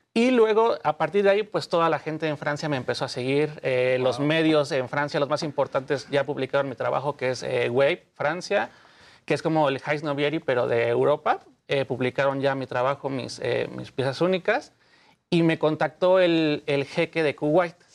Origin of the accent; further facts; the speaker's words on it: Mexico; Soy el único mexicano actualmente diseñador que lo sigue Lacoste oficialmente